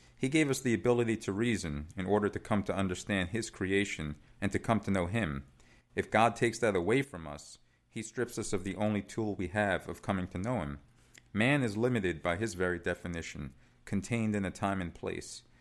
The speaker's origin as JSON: {"language": "English", "town": "New York City", "region": "New York", "country": "United States", "tie": "born or raised there", "also_born_or_lived": "Italy", "said": "so I was born in Italy, um, but I moved to New York. My dad's ori-, originally from New York, and we moved, uh, back in, uh, nineteen eighty-four when I was six years old, and we settled in Staten Island"}